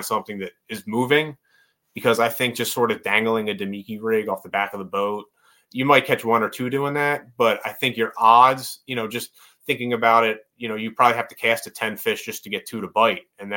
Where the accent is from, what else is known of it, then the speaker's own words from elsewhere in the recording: Northeast, United States; I grew up in the Northeast